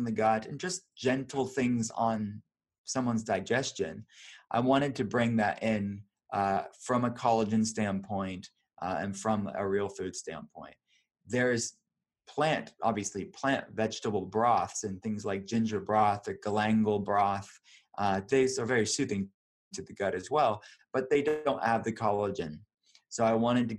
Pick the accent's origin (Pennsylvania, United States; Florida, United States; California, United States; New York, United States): Pennsylvania, United States; Pittsburgh; I'm from Pittsburgh